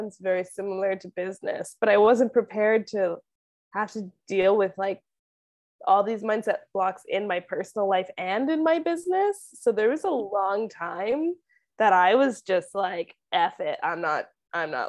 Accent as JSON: {"language": "English", "area": "outside of Vancouver", "region": "British Columbia", "country": "Canada", "tie": "born or raised there", "moved": "yes", "lives_now": "Mexico", "said": "I'm from outside of Vancouver. I grew up where the hottest the weather really ever gets to is like 25"}